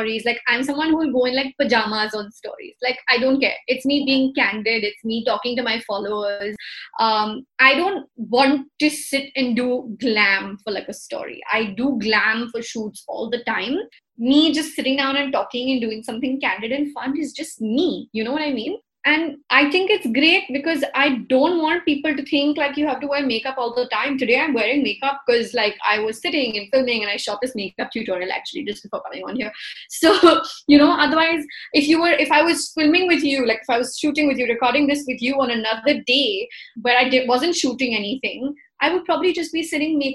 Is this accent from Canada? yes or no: no; India; We're Indian